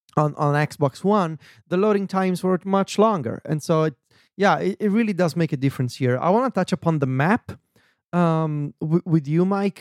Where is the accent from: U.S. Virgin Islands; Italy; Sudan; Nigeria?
Italy; Viterbo, Lazio; moved away; when I'm in Viterbo, in my hometown